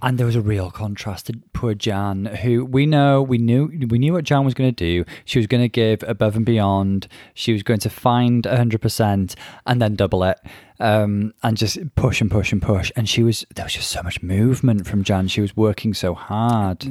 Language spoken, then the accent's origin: English; Bangor, Wales, United Kingdom; accent: North Wales; he clocked my North Wales accent, and I... yes, I can confirm I'm from Bangor in North Wales